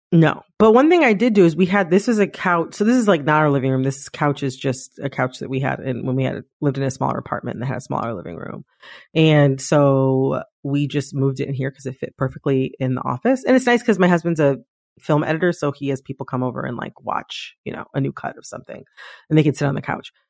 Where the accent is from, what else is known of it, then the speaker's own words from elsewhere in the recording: Midwest, United States; an American from the Midwest